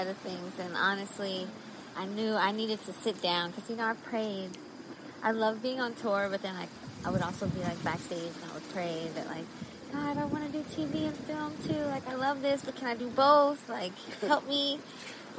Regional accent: the Valley, California, United States; I grew up in the Valley, but my mom made sure I went to L.A. every weekend

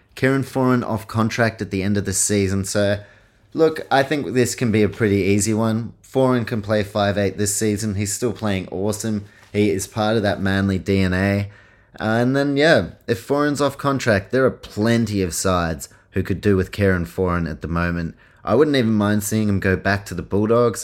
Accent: New Zealand; I was born in New Zealand, grew up going to Warriors games

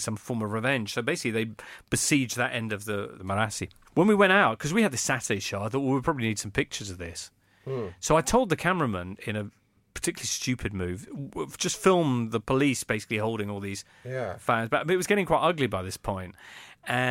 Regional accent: England, United Kingdom; sono inglese

